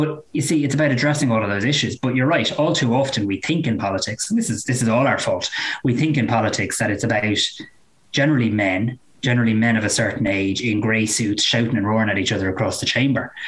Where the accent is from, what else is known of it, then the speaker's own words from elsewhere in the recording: Greystones, County Wicklow, Ireland; my hometown